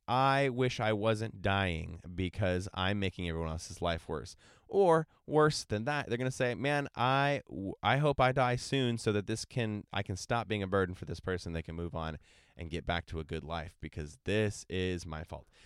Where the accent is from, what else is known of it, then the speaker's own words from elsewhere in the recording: San Diego, California, United States; I'm from San Diego, California